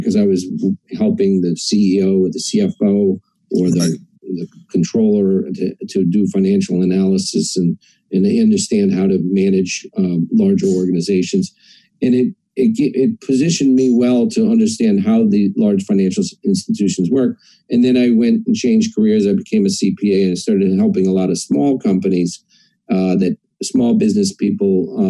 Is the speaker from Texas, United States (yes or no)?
no; Queens, New York, United States; born there; also born or lived in New England / Ohio / Pennsylvania; So I was born in Queens, New York, and I moved around a lot.